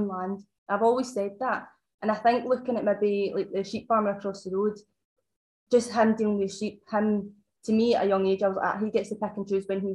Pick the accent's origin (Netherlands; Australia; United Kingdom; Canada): United Kingdom; Muirkirk, Scotland; I'm 29 and I'm from Ayrshire. Originally, I'm from a big family, so I'm not from farming, but I'm from a big family. And we moved down to Muirkirk when I was 3 years old. So, kind of brought up in the country